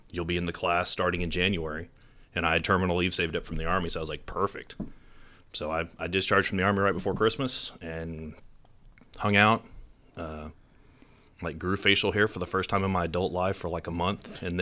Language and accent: English; Temple, Texas, United States; growing up in Temple, you know, the, the closest big city was Austin.